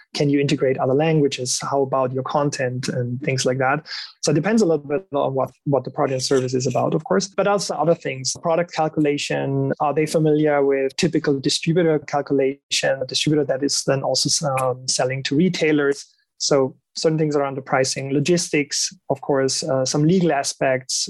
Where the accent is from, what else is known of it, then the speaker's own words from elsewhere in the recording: Germany; moved away; I'm I'm originally from Germany, so I I know my folk pretty well